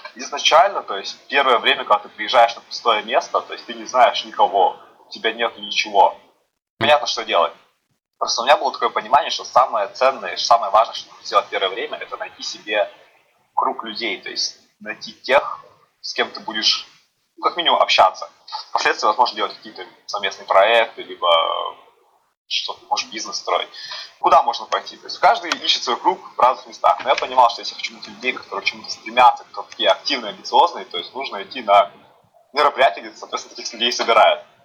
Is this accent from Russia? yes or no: yes; Yuzhno-Sakhalinsk, Sakhalin Oblast, Russia; moved away as an adult; now in Moscow, Russia; Я сам с города Южно-Сахалинска, Сахалинской области